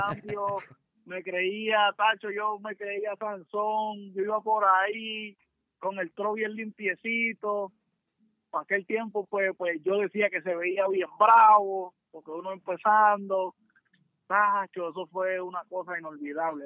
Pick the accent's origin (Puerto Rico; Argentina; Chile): Puerto Rico; Naguabo; nosotros somos los … de Nahuabo